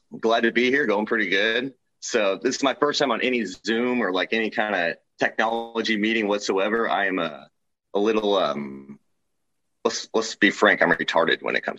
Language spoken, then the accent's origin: English; Kansas City, United States; I grew up in Kansas City